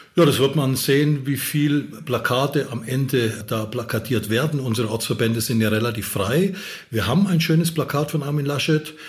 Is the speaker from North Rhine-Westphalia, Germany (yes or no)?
no; Upper Franconia, Bavaria, Germany; Oberfranken ist noch schöner, äh, da wo ich herkomme